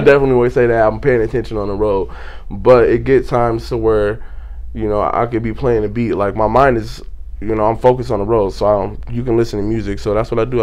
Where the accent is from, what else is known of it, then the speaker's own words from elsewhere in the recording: Pasadena, California, United States; now in Victorville, United States; I'm from Pasadena. That's where I was born and raised.